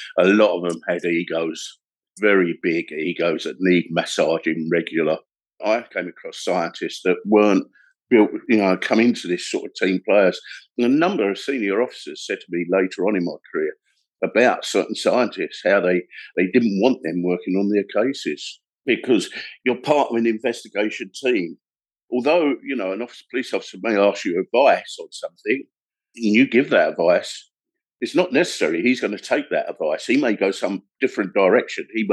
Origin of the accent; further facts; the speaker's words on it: London, United Kingdom; moved away as an adult; now in Kent, United Kingdom; South East London, a place called Belvedere. It's on the outskirts of South East London and Kent. Working class boy, brought up in a council house